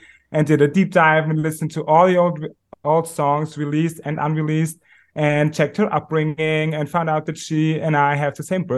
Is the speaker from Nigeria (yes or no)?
no; Austria; also born or lived in Vienna; I'm from Austria. I live in Vienna. It's the capital. We're a very tiny country. We are 9 million people.